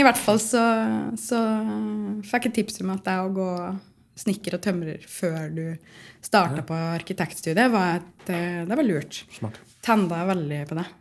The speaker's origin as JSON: {"language": "Norwegian", "town": "Otta", "region": "Innlandet", "country": "Norway", "moved": "yes", "lives_now": "Trondheim, Norway", "said": "Jeg kommer fra Otta i Gudbrandsdalen, men jeg føler jo at jeg er litt sånn trønder nå"}